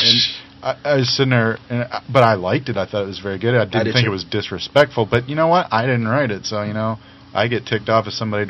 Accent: California, United States; moved away; I was born in California. I'm not originally from there.

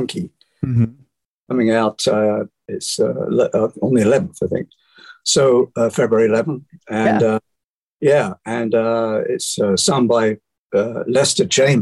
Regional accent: Bromley, London, United Kingdom; moved away; In Bromley, in the county of Kent, in South London

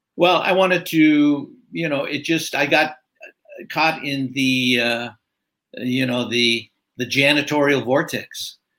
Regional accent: California, United States; I'm a California native, so uh, early years in uh, northern in Southern California, then uh, moved up. Parents moved up to northern

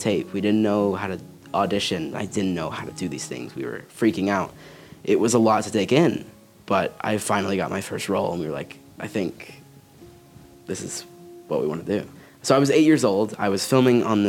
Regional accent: Bluff City, Tennessee, United States; I grew up here in Bluff City, Tennessee

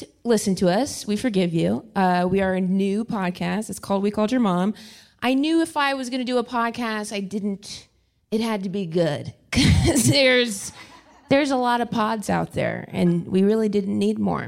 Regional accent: Ohio, United States; now in Los Angeles, United States; I grew up in Ohio

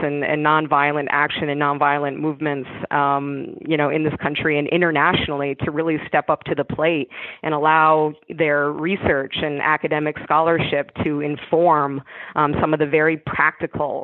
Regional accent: North Clarendon, Vermont, United States; moved away; I grew up in rural Vermont in North Clarendon, which is just outside of Rutland in South Central

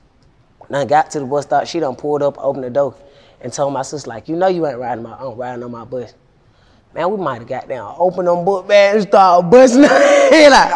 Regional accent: Atlanta, Georgia, United States; I'm from Cleveland Avenue.

